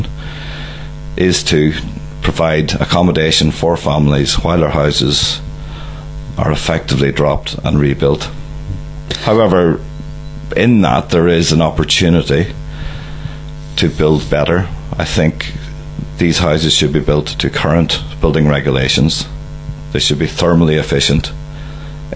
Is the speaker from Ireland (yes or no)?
yes; County Donegal, Ireland; moved away as an adult; also born or lived in Dundee / United Kingdom; growing up in Donegal